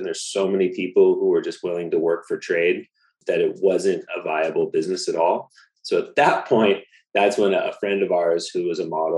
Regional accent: Laguna Beach, California, United States; moved away as an adult; also born or lived in Maui; I grew up in Laguna Beach

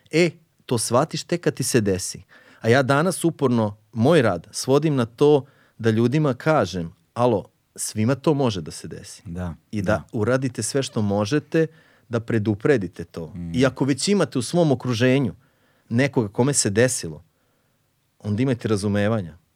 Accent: Mišićevo, Vojvodina, Serbia; ja sam rođen u Mišićevu, to je jedno selo u, tamo najmanje selo u opštini Subotici.

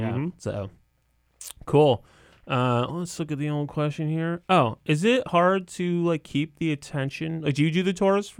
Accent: Coventry, Connecticut, United States; You know, I grew up in Coventry, which is like farmland, but not fancy.

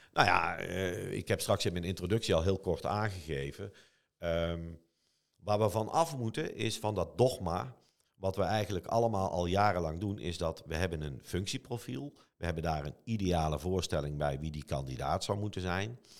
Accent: Eindhoven, North Brabant, Netherlands; Eindhoven is mijn hometown

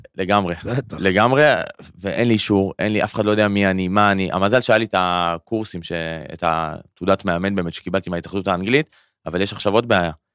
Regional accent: Karmiel, Northern District, Israel; moved away as an adult; also born or lived in Paris, France / London, United Kingdom; now in Tel Aviv, Israel; אני במקור מכרמיאל

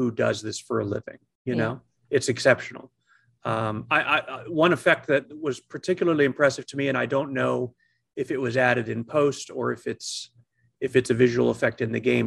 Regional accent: United States; as an American

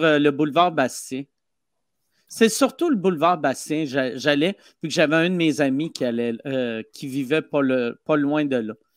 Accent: Quebec City, Quebec, Canada; je viens de Québec.

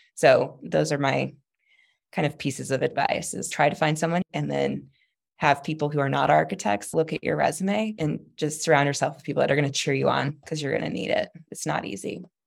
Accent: Texas, United States; I'm not true Southern, I'm Texan

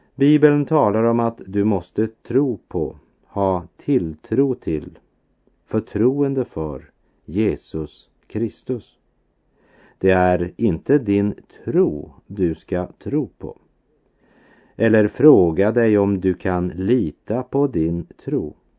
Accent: Västerbotten County, Sweden; min barndom i Västerbotten

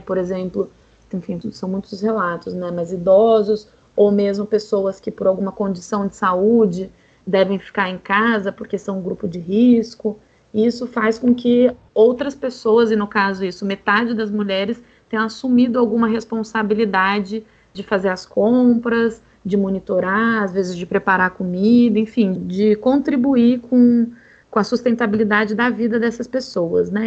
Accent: São Paulo, Brazil; Eu sou de São Paulo

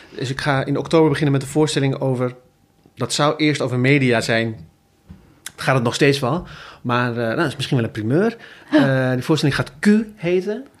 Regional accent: Zutphen, Gelderland, Netherlands; in Zutphen, waar ik vandaan kom

